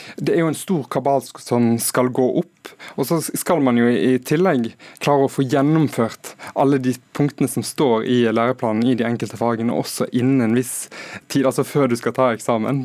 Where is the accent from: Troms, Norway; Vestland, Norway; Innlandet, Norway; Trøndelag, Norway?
Vestland, Norway; Hordaland; Der jeg kommer fra i Hordaland